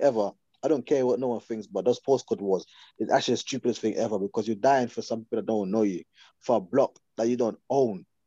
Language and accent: English; Guyana; now in England; when I first came to England, I grew up in Guyana